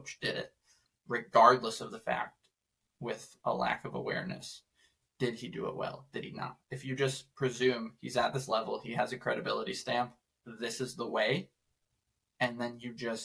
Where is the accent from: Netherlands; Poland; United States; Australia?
United States; Detroit, Michigan; I grew up in Metro Detroit